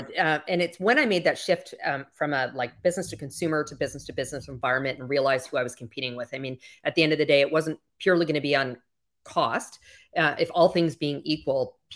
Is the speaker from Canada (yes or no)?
yes; Canada; moved away as an adult; now in Miami, United States; You might hear a slight accent. I'm originally from Canada.